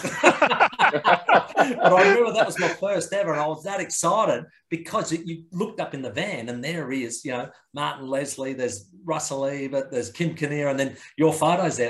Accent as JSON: {"language": "English", "town": "Adelaide", "region": "South Australia", "country": "Australia", "said": "we're from Mansfield Park"}